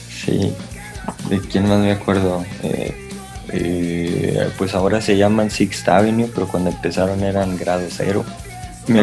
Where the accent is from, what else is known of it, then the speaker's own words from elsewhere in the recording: Piedras Negras, Coahuila, Mexico; moved away; las personas que somos de Piedras Negras y que hemos vivido en otras partes